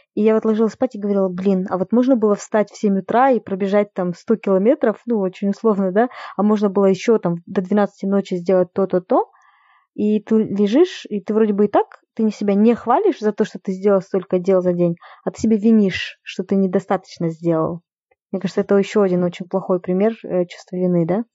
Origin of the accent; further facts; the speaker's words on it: Kokshetau, Akmola Region, Kazakhstan; now in Almaty, Kazakhstan; я сейчас живу в Алмате, это большой город, который намного свободнее, да, во многих отношениях, чем Кокштау